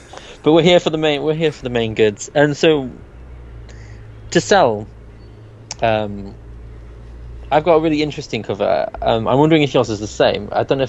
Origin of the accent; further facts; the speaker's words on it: United Kingdom; we're British